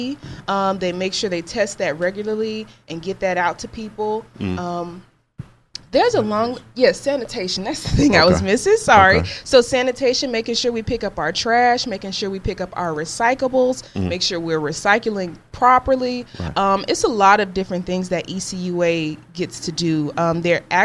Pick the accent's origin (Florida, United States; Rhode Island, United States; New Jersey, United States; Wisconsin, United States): Florida, United States; Jacksonville; moved away as an adult; also born or lived in Pensacola, Florida; I'm actually from Jacksonville, Florida